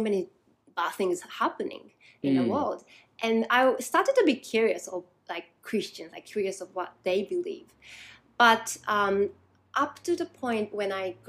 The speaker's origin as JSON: {"language": "English", "country": "Japan", "tie": "born or raised there", "moved": "as an adult", "lives_now": "Newcastle, United Kingdom", "said": "So I was born in Japan, grew up in Japan"}